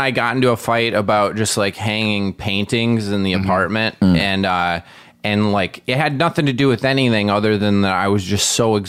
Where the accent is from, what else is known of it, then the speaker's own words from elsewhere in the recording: Wisconsin, United States; moved away; I'm from Wisconsin.